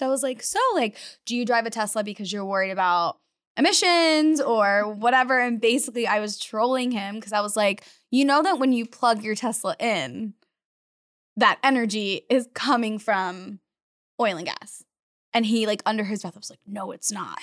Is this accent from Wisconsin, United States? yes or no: no; Florida, United States; moved away as an adult; now in Texas, United States; growing up in Florida